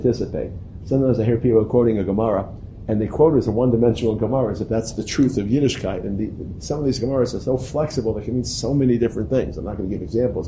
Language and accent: English; New York City, New York, United States; when I was growing up in Brooklyn, we couldn't get pineapples